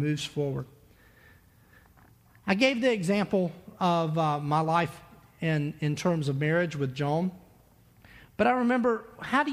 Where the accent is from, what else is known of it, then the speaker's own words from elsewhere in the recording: Myrtle Beach, South Carolina, United States; When I was a kid, growing up in Myrtle Beach